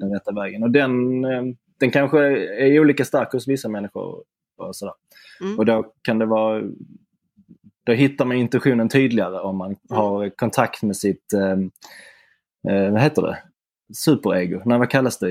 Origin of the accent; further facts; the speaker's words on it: Simrishamn, Skåne, Sweden; moved away; min gamla hemstad Simrishamn